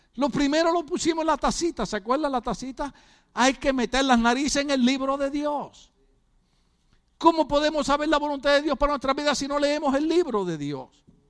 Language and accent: Spanish; Puerto Rico; now in United States; lo nervioso que somos los boricuas